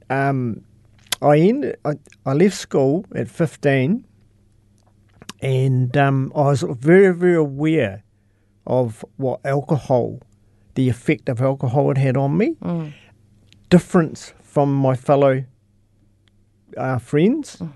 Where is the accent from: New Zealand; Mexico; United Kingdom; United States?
New Zealand; Cheviot, Canterbury; I'm from, a little town north called Cheviot.